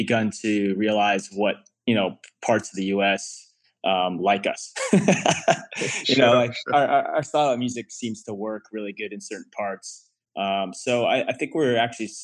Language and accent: English; Ajax, Ontario, Canada; now in Toronto, Canada; it was a suburb of Toronto called Ajax, which is like 40 minutes outside of Toronto. I live downtown Toronto now, but I grew up, you know, I spent 20 years in Ajax growing up